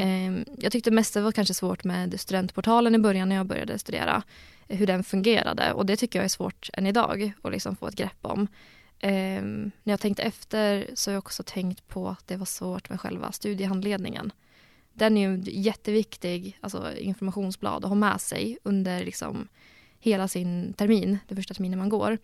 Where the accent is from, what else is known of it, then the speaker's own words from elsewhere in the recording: Gävle, Gävleborg County, Sweden; moved away as an adult; now in Uppsala, Sweden; jag är från Gävle egentligen